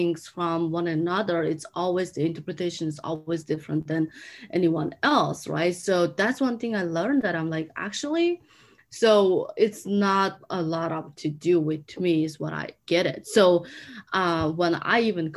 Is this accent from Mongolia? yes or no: yes; Mongolia; English is a second language; moved away as an adult; now in United States; I'm from Mongolia